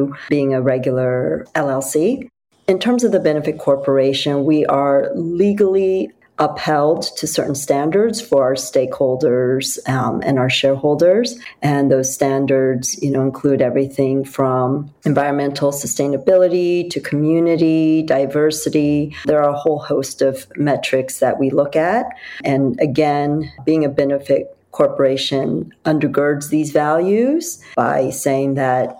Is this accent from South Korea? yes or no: yes; South Korea; moved away; I grew up in South Korea, but it was before South Korea became a tiger economy, and I grew up along the coast.